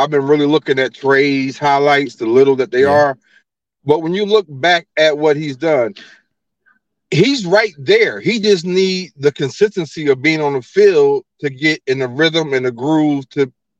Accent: New Jersey, United States; also born or lived in Oakland, California; now in Richmond, Virginia, United States; I'm from Jersey.

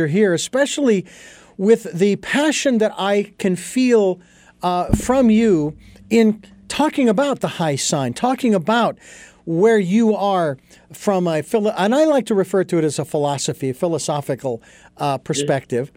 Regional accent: Phoenix, Arizona, United States; I was born and raised in Phoenix, Arizona

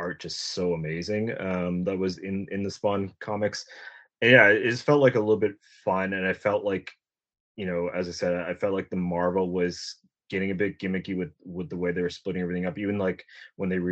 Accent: Uxbridge, Ontario, Canada; I'm from a small little town called Uxbridge, Ontario. It's about 90 minutes northeast of Toronto.

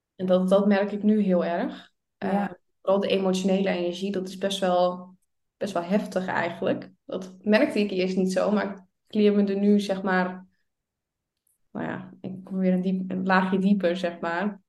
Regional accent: Friesland, Netherlands; Ik kom dus uit Friesland, vlak boven

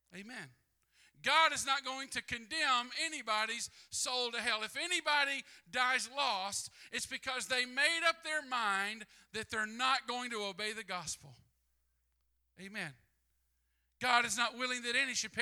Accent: Mississippi, United States; I'm from Mississippi

